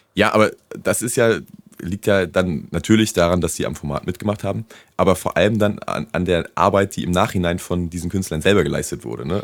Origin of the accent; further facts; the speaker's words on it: Rostock, Mecklenburg-Vorpommern, Germany; now in Cologne, Germany; bei uns zu Hause in Rostock